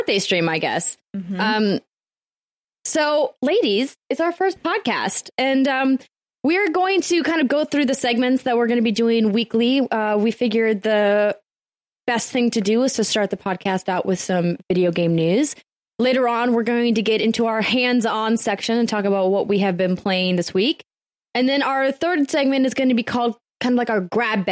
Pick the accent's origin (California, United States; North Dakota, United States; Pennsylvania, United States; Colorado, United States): North Dakota, United States; I'm from North Dakota